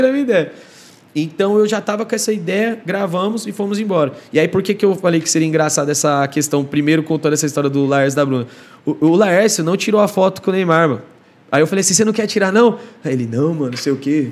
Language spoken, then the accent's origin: Portuguese; Osasco, São Paulo, Brazil; also born or lived in Penha, São Paulo; Eu estava em Osasco, aí minha quebrada